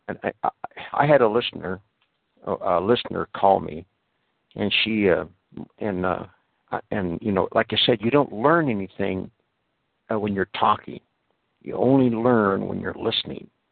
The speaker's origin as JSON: {"language": "English", "country": "United States", "said": "I am an American"}